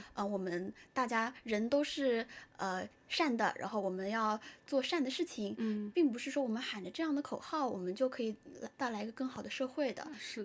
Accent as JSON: {"language": "Chinese", "country": "China", "said": "作为中国人的话"}